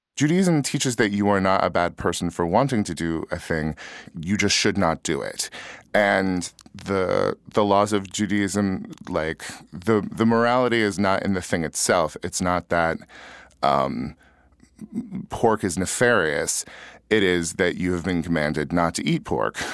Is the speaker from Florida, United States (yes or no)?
no; Yuba City, California, United States; moved away as an adult; also born or lived in Minnesota; my hometown